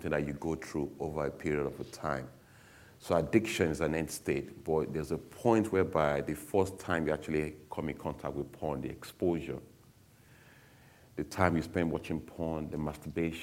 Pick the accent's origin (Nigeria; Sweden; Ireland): Nigeria; now in England, United Kingdom; I was born in England, but I grew up in Nigeria